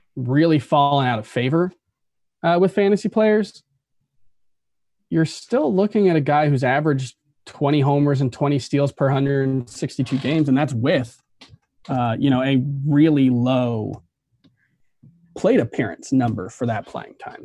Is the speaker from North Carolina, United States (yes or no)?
no; South Florida, United States; we're both from South Florida